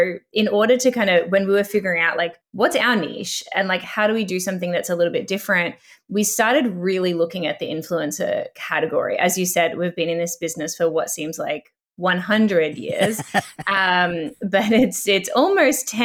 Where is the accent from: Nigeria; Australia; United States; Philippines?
Australia; now in Canada; I came to Canada from Australia